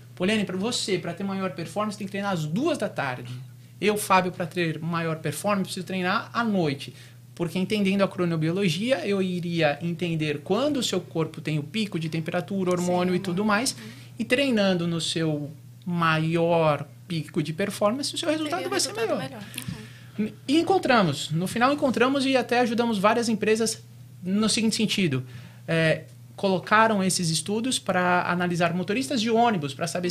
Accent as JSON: {"language": "Portuguese", "region": "São Paulo", "country": "Brazil", "moved": "as an adult", "lives_now": "Boca Raton, United States", "said": "sou de São Paulo"}